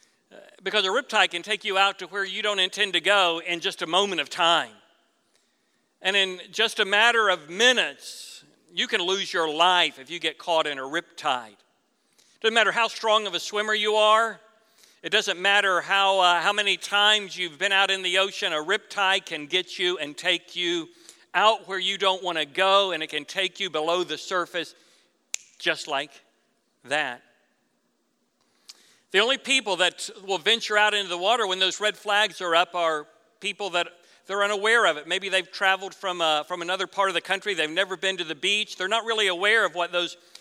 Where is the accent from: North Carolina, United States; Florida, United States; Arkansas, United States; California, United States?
Florida, United States; I was raised in Florida